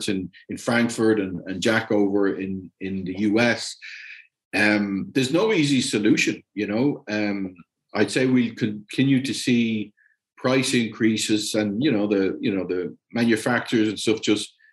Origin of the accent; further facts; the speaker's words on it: Ireland; moved away as an adult; also born or lived in Germany / Latin America; I'm Irish and stuff, I mean, I've moved home. It's a different country than I left 30 years ago.